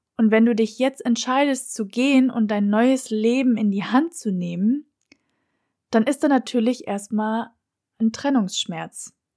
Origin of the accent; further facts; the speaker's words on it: Germany; moved away as an adult; now in Lisbon, Portugal; mit diesem Flug nach Lissabon habe ich Freunde, Familie und meine Heimat hinter mir gelassen